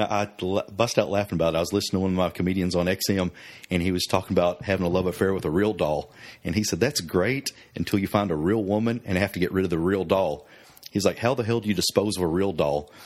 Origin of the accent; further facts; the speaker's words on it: Oklahoma, United States; We're both from Oklahoma. I grew up a little more country and rural than you did